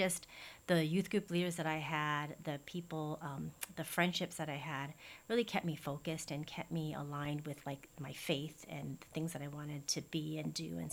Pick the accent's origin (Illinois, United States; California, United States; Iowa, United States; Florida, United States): Illinois, United States; Chicago; now in Hawaii, United States; I actually grew up in Chicago, born and raised in Chicago